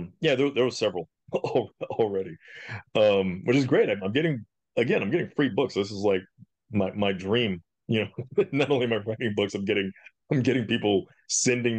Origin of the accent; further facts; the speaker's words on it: Mississippi, United States; now in San Antonio, United States; I grew up in Mississippi